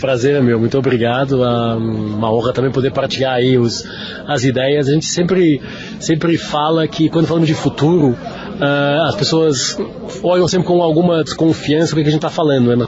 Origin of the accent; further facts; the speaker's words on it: Lisbon, Portugal; moved away as an adult; now in São Paulo, Brazil; sou português de Lisboa, moro no Brasil desde 2011